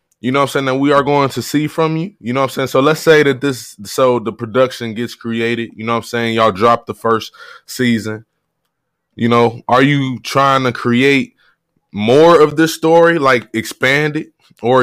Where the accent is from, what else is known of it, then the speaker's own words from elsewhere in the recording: Cleveland, Ohio, United States; I'm a Clevelander. Mm-hmm. Always been from Ohio